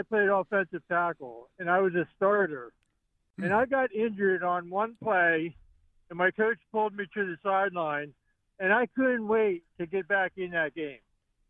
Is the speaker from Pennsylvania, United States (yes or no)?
yes; Yardley, Pennsylvania, United States; I'm from Yardley. I'm not from Tennessee. But I did go to college in Tennessee.